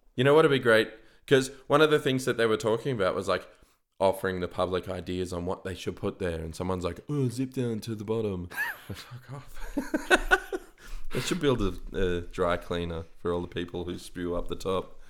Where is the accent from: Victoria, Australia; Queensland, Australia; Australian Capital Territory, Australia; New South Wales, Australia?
Australian Capital Territory, Australia; Canberra; another thing about Canberrans.